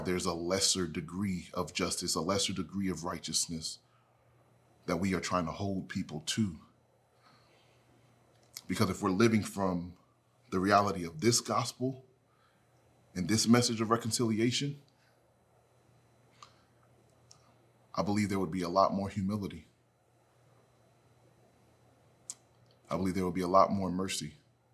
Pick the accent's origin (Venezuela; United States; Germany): United States; I'm an American